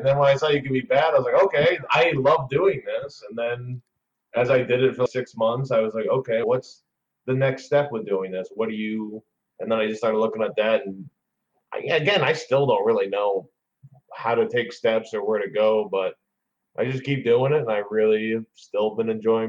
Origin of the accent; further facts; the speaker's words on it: West Virginia, United States; born there; also born or lived in Houston, United States; now in Indianapolis, United States; No, I'm not. I was born in West Virginia a long, long time ago, moved like 14 times in my life, started stand-up comedy in Houston, Texas.